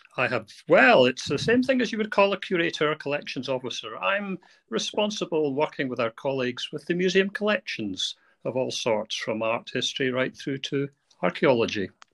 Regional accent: Arbroath, Scotland, United Kingdom; I was brought up in Angus, so it was a home back to the the town, the Arbroath town where we were brought up

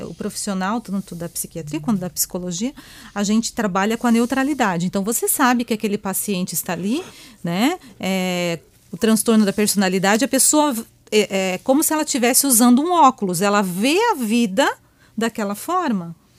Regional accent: Joinville, Santa Catarina, Brazil; Eu sou aqui da terrinha mesmo, né? Sou joinvilense, né? É? Meus pais são daqui. Então a gente foi criada aqui nessa região

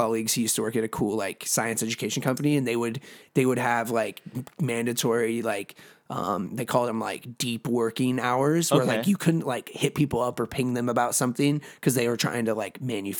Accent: Oregon, United States; moved away as an adult; now in California, United States; Because I'm from Oregon, not a lot of fir trees here in California.

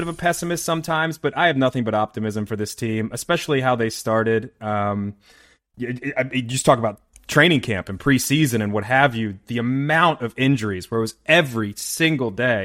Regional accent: Baltimore area, Maryland, United States; So we're all originally from Maryland. We're all from the Baltimore area

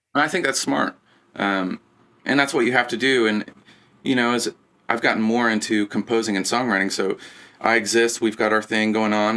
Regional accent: Lebanon, Indiana, United States; moved away

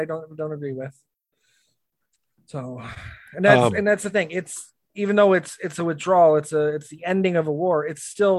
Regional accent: United States; as an American

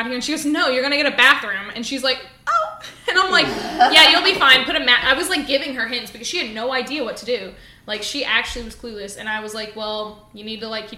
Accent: Alabama, United States; moved away; also born or lived in Texas; every time I tell people I'm from Alabama, they make a joke

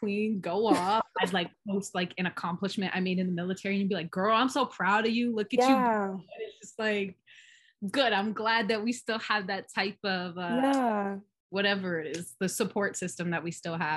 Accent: Hawaii, United States; we grew up in Hawaii.

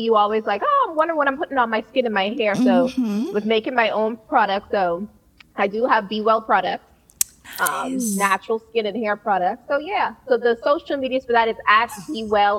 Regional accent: Bahamas; now in North Carolina, United States; I'm actually originally from the Bahamas. So, came here from the 242.

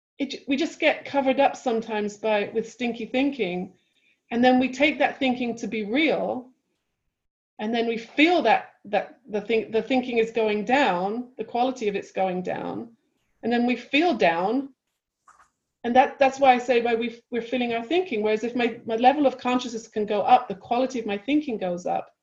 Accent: London, United Kingdom; now in United States; So when I first moved to California, being very British and very just like off the boat, like the cultural difference between London and California

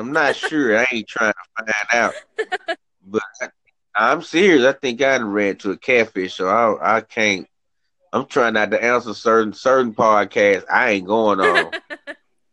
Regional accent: Rochester, New York, United States; now in Memphis, United States; I'm from Rochester, New York, but I just unfortunately ended up in Memphis

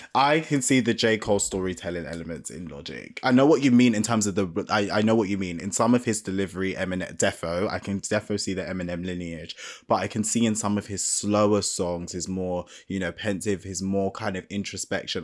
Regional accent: United Kingdom; I'm black British

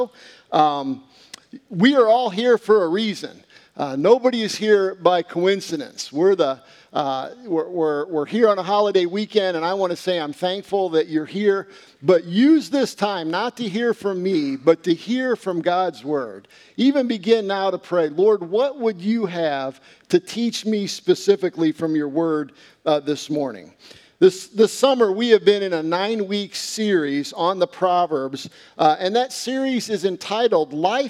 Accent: United States; I am also an American citizen

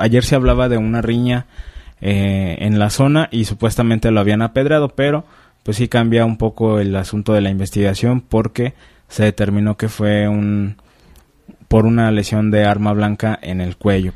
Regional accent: Mexico; como mexicanos

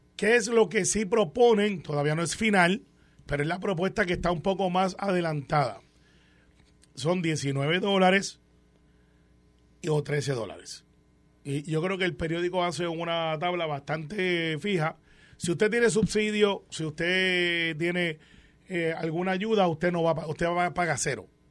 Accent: Puerto Rico; como puertorriqueño

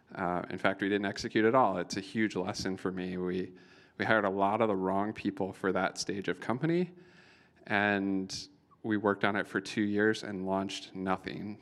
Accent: Iowa, United States; moved away as an adult; now in New York, United States; I'm from Iowa

